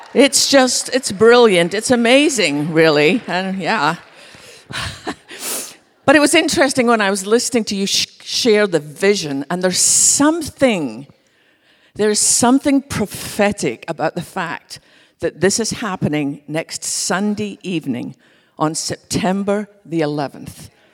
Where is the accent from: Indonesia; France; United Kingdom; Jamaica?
United Kingdom; west coast of Scotland; now in Dallas, United States; I grew up with from just being a little girl in our little church on the west coast of Scotland